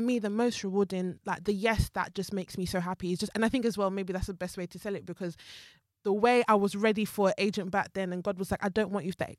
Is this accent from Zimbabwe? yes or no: yes; Zimbabwe; moved away; also born or lived in Jamaica; my family is Jamaican, but I was raised in Zimbabwe and I came here as, like, an immigrant